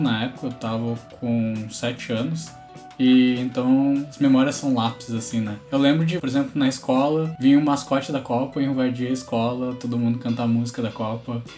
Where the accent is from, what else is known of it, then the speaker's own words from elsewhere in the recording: Toyohashi, Aichi, Japan; now in Porto Alegre, Brazil; Eu sou de Toyohashi, sou do Japão.